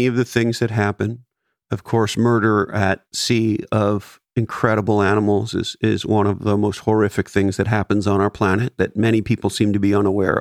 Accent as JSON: {"language": "English", "town": "Montreal", "region": "Quebec", "country": "Canada", "tie": "born or raised there", "moved": "yes", "lives_now": "California, United States", "said": "growing up in Montreal"}